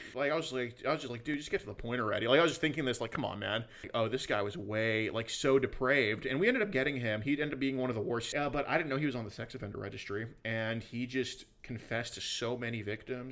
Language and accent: English; Houston, Texas, United States; I'm from Houston, Texas. I still live there